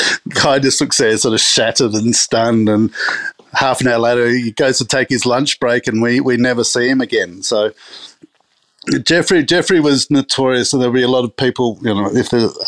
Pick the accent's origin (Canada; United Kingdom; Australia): Australia; Adelaide, South Australia; I think it was that growing up in Adelaide thing, that sort of wine gets into your skin through osmosis. You're surrounded by it in Adelaide, unlike any other city in the country, I think. I went to a school in Adelaide